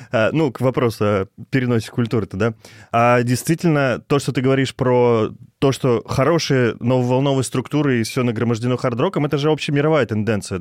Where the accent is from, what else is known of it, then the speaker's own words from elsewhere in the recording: Kirov, Kirov Oblast, Russia; город Киров, мой родной город.